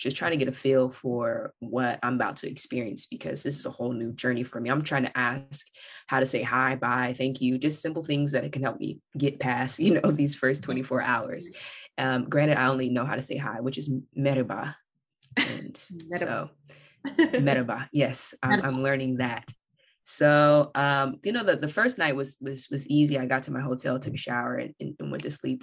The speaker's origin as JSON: {"language": "English", "town": "Bakersfield", "region": "California", "country": "United States", "said": "I'm from Bakersfield, California, y'all. We are suburban"}